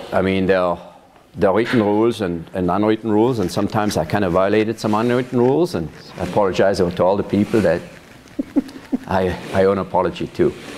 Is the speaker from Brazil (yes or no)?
no; Weinfelden, Thurgau, Switzerland; now in Yamhill, United States; I was born and raised in Switzerland. I grew up on a farm in a town called Weinfelden.